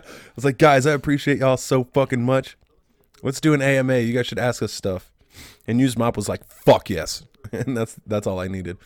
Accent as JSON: {"language": "English", "region": "Ohio", "country": "United States", "said": "I'm from Ohio."}